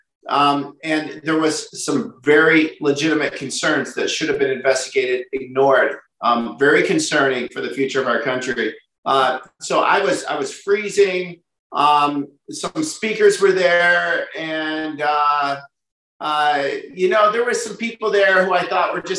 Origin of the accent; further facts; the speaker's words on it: Midwest, United States; I'm from the Midwest.